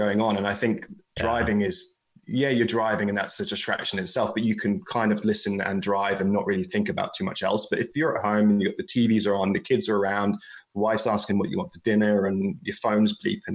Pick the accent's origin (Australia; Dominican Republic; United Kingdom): United Kingdom; England; Being English